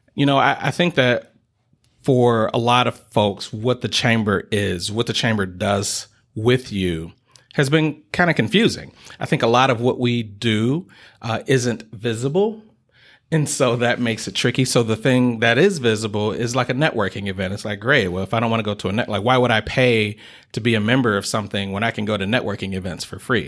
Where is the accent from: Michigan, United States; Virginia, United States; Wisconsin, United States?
Michigan, United States; Detroit; moved away as an adult; now in Kalamazoo, United States; I uh, was raised on the east side of the state, uh, so I'm from Detroit, Michigan